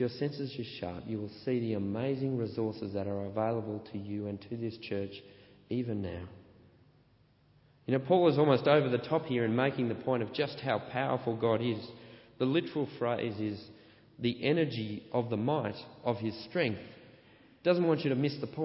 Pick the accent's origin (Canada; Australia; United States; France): Australia; I'm an Australian